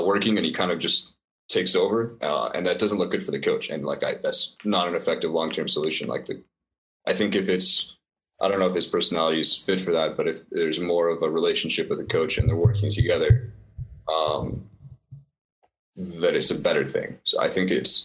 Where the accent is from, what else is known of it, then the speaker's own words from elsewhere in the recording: Calgary, Alberta, Canada; I'm from Calgary, Canada